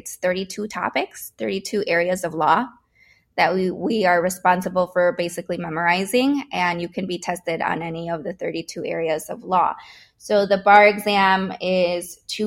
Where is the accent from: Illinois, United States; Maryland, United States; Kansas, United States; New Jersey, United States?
Illinois, United States; Winfield; Although I was an immigrant, my family, you know, I grew up in Winfield